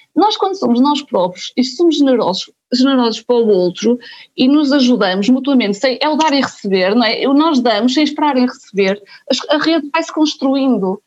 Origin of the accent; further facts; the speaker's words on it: a small town in Aveiro district, Portugal; moved away as an adult; also born or lived in Porto; sou da Banca, uma pequena vila no distrito Aveiro, e quando vim para o Porto, para a Faculdade de Economia